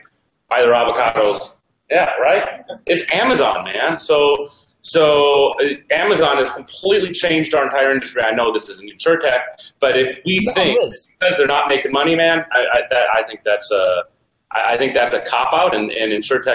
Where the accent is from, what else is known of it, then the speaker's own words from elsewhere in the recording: Minneapolis, Minnesota, United States; I'm from Minneapolis